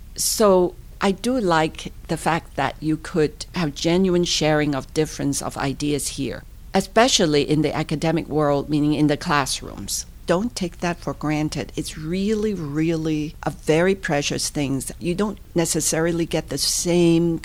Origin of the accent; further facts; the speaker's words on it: Hong Kong; moved away as an adult; now in Pittsburgh, United States; I'm a true product of Hong Kong, born, raised, went to school, even completed college.